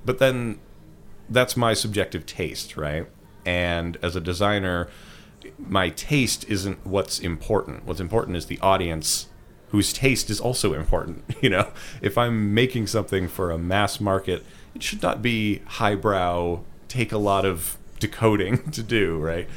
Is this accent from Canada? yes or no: yes; Ottawa, Ontario, Canada; I'm from Ottawa, which is the smaller of the Canadian cities people may have heard about